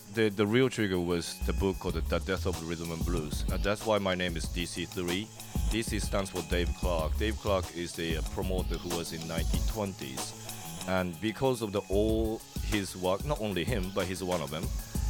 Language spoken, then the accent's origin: English; Kyushu, Oita, Japan; English is a second language; moved away as an adult; now in Tokyo, Japan; Oita, Kyushu.